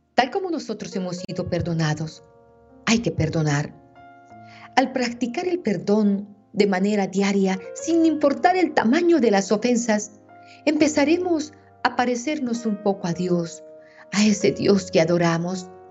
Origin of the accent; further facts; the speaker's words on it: Meta, Colombia; Aquí en mi tierra tenemos un día festivo